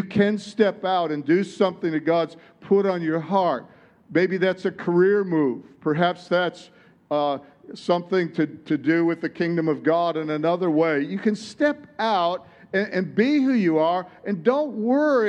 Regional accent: Detroit, Michigan, United States; In Detroit, where I come from, it's like, tell it like it is. I'm from Detroit

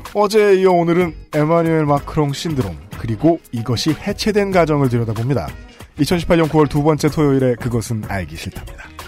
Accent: Seoul, South Korea; 서울에서 태어났던 사람으로서

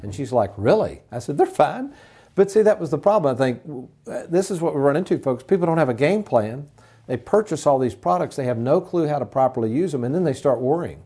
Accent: Lexington, Kentucky, United States; when I was a youngster growing up in Lexington, the Fayette Mall

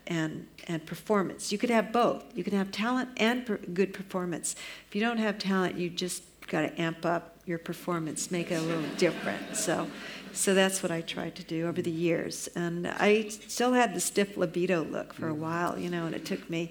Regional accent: United States; I count myself as an American

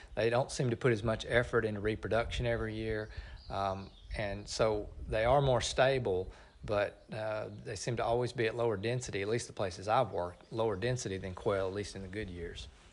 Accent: Middle Tennessee, United States; moved away as an adult; now in Oklahoma, United States; I grew up in Middle Tennessee

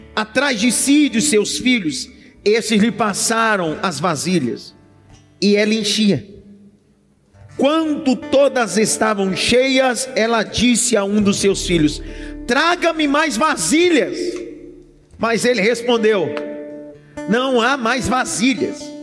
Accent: Northeast Region, Brazil; eu sou nordestino, então eu uso essas expressões

